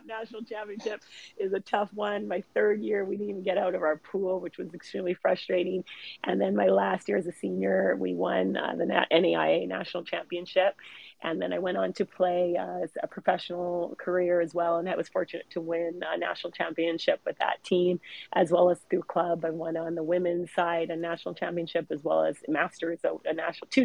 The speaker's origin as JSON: {"language": "English", "town": "Vancouver", "region": "British Columbia", "country": "Canada", "tie": "born or raised there", "said": "I grew up in Vancouver, British Columbia, Canada, well, in the suburbs of Vancouver"}